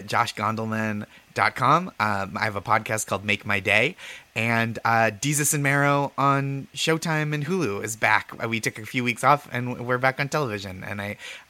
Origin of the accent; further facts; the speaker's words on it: Boston, Massachusetts, United States; I grew up around Boston